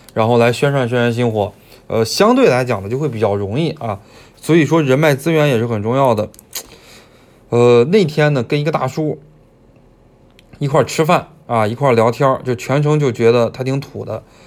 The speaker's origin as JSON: {"language": "Chinese", "region": "Beijing", "country": "China", "moved": "as an adult", "lives_now": "Hunan, China", "said": "我是北京人"}